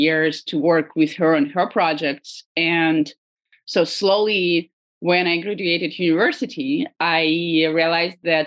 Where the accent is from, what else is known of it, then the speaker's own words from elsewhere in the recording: Moscow, Russia; moved away as an adult; now in San Francisco, United States; Originally I'm from Moscow, and I right now I live in San Francisco